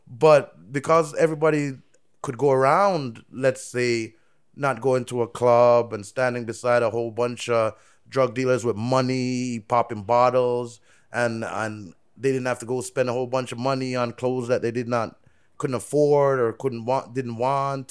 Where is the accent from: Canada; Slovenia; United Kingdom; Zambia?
Canada; also born or lived in Jamaica; I'm Canadian, like, I'm born Jamaican